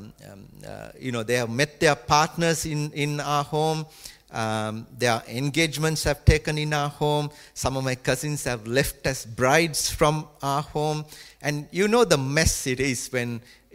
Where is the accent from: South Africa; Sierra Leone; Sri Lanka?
Sri Lanka; Colombo, Western Province; moved away; when I was growing up in Sri Lanka, our house was in the capital, Colombo